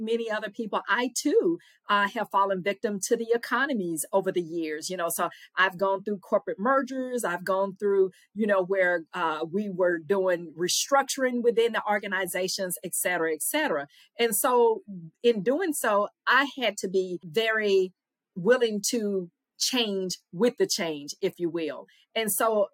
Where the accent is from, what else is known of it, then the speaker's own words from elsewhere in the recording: Louisiana, United States; accent: Southern; moved away as an adult; also born or lived in Mississippi; Louisiana girl by way of Mississippi